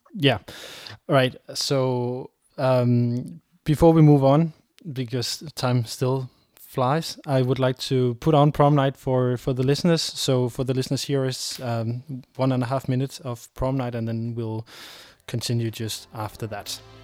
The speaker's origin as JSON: {"language": "English", "country": "Denmark", "tie": "born or raised there", "said": "a pure purely raised Dane"}